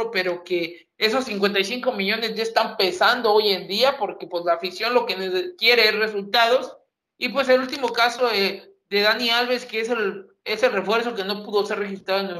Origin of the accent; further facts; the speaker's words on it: Mexico; que es la que más nos preocupa y la que más nos ocupa, debido a que, pues, somos mexicanos.